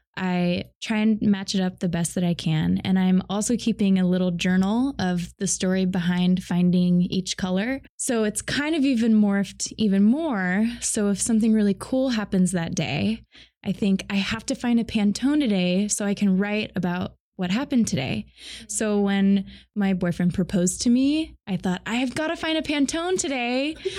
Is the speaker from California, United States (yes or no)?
no; Boise, Idaho, United States; now in Seattle, United States; I grew up in Boise, Idaho